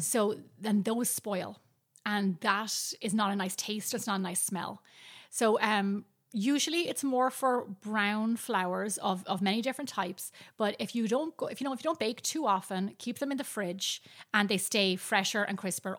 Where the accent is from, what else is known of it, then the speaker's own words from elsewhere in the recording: Ireland; now in United States; growing up in Ireland